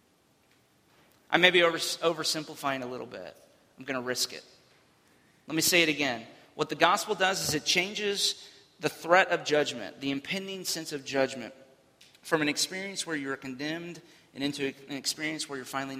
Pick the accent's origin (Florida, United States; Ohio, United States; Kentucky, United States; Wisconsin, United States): Florida, United States; as a kid, growing up in Florida